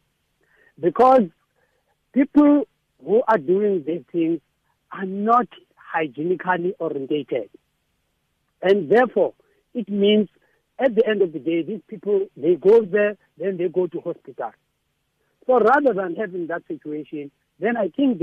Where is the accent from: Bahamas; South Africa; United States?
South Africa; Eastern Cape; now in Western Cape, South Africa; I'm a man from the Eastern Cape